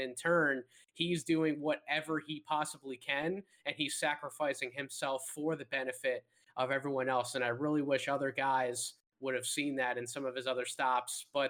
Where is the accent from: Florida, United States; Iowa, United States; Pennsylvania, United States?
Pennsylvania, United States; Philadelphia; Kevin and I we're from the Philadelphia area